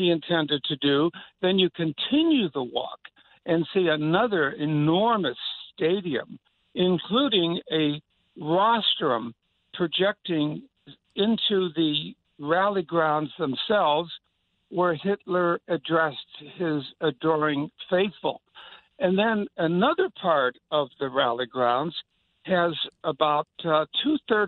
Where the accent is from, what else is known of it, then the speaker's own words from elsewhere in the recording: Chicago, Illinois, United States; I'm from Chicago